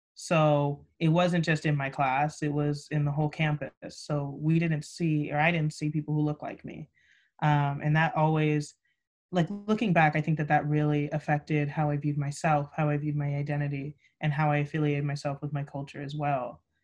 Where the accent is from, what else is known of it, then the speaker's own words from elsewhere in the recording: Buena Park, California, United States; I hail from Southern California, specifically in Buena Park, which makes me a proud Buena Park Coyote as well